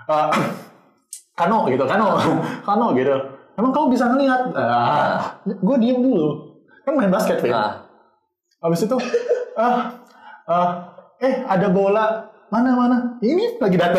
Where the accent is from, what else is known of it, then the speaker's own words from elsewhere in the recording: Surabaya, East Java, Indonesia; kita uh, eh, se uh, sebagai orang Surabaya gitu hmm. ngomong bahasa Jawa.